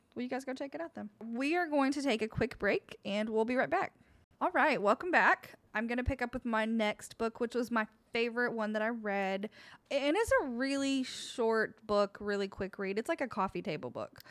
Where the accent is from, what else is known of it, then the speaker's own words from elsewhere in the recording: Oak Ridge, Tennessee, United States; my hometown, Oak Ridge